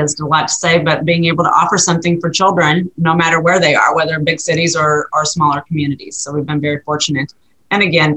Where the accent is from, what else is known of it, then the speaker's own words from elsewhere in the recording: rural Missouri, United States; also born or lived in Northern Virginia; I'm actually located in rural Missouri. So we're about 100 miles east in Kansas City. And this is my hometown